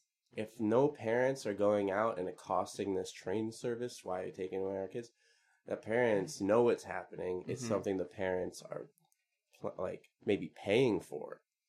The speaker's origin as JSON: {"language": "English", "region": "Northeast Pennsylvania", "country": "United States", "said": "I'm from Northeast Pennsylvania"}